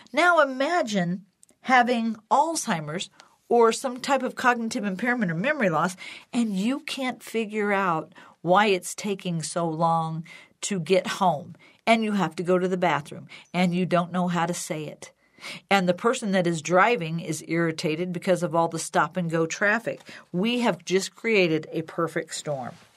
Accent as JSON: {"language": "English", "region": "Illinois", "country": "United States", "tie": "born or raised there", "moved": "yes", "lives_now": "Colorado, United States", "said": "where I used to live, where I grew up in Illinois"}